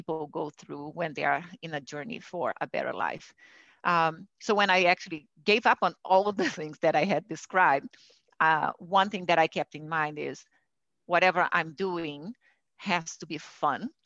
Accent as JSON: {"language": "English", "country": "Brazil", "moved": "yes", "said": "I'm originally from Brazil, and I grew up in a family where I could see actually women doing things"}